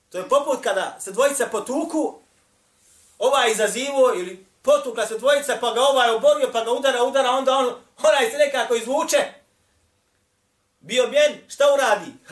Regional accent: Bosnia & Herzegovina

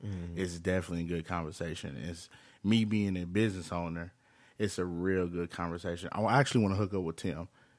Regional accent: Flint, Michigan, United States; now in Texas, United States; I'm from Flint. Yeah, right. I stay in Texas, but I love Flint.

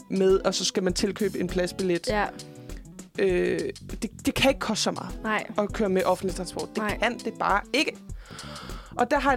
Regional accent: Jutland, Denmark; Jeg er også selv fra Jylland.

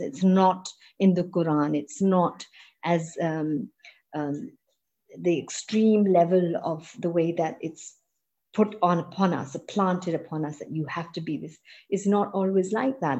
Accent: Pakistan; also born or lived in United Kingdom; I'm a Pakistani, I'm a Muslim

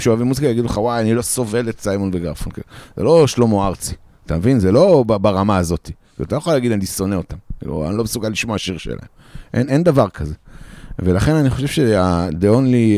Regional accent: Israel

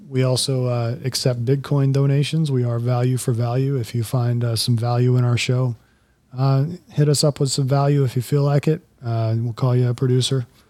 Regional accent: Florida, United States; also born or lived in Colorado; I had lived in Florida for my, virtually my entire life

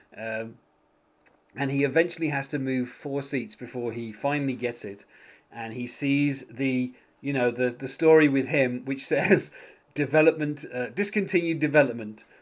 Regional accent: United Kingdom; being British

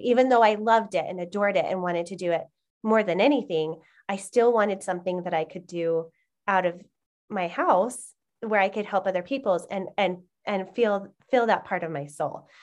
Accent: Utah, United States; I've been born and raised in Utah.

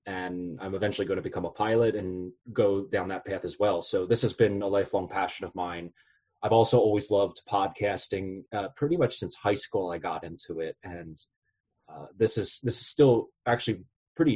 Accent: Philadelphia, Pennsylvania, United States; moved away as an adult; now in Brownsville, United States; I'm originally from Philadelphia, Pennsylvania

